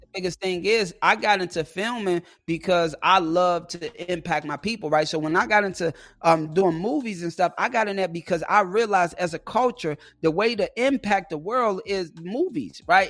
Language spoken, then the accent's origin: English; Chicago, Illinois, United States; I'm from Chicago